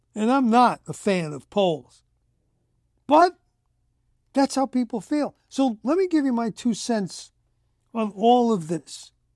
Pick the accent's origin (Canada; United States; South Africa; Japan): United States; me as an American